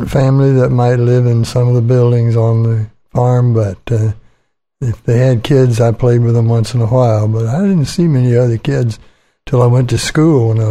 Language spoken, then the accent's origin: English; Laredo, Texas, United States; born or raised there; also born or lived in Houston, Texas